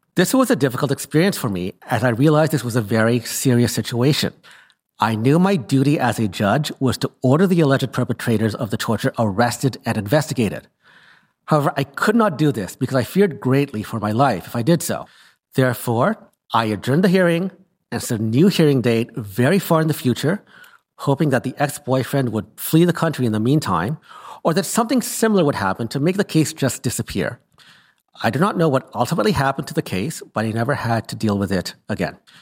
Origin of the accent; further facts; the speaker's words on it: Canada; I returned home to Canada